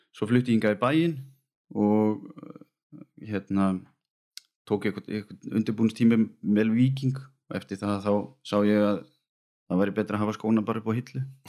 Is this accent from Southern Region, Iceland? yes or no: yes; Vestmannaeyjar, Southern Region, Iceland; now in Garðabær, Iceland; kem frá Væsmannum og fóreldra mínir og, og bróðir búa þar þannig að ég líti alltaf á mig bara sem eigamann